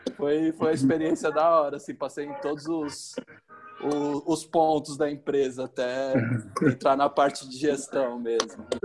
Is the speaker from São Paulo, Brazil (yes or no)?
yes; Cubatão, São Paulo, Brazil; moved away as an adult; now in Goiânia, Brazil; Eu sou de Cubatão e eh, tem seis anos que eu tô morando em Goiânia